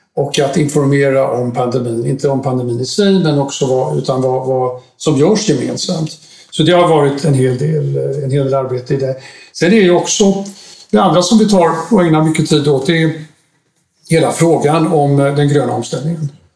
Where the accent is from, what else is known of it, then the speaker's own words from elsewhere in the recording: Sweden; moved away as an adult; also born or lived in Brussels, Belgium; jag kom hem till Sverige från Bryssel i eh, mitten av september